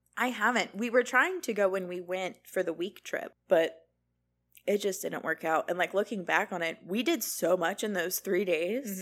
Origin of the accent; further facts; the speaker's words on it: Florida, United States; We're born and raised in Florida